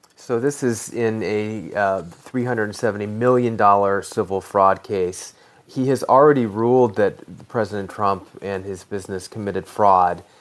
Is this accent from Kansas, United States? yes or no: no; Colorado, United States; my home state of Colorado